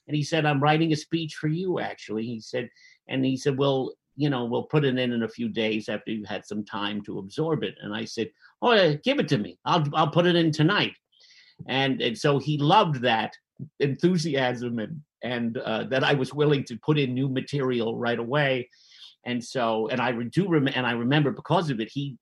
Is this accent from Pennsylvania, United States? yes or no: no; Jersey City, New Jersey, United States; as an Irish Catholic kid in Jersey City